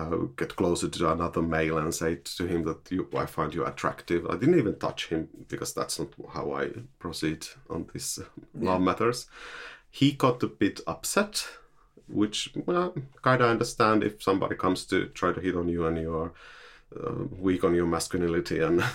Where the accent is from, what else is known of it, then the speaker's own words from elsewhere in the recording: Finland; moved away as an adult; now in Norway; born and raised in Finland.